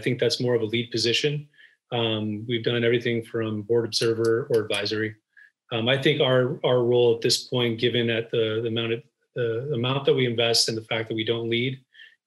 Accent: Los Angeles, California, United States; moved away as an adult; now in Bay Area, United States; I was born and raised in Los Angeles

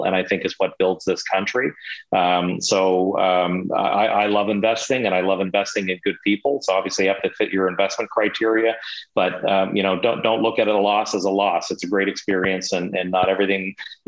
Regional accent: Montreal, Quebec, Canada; I was born in Montreal

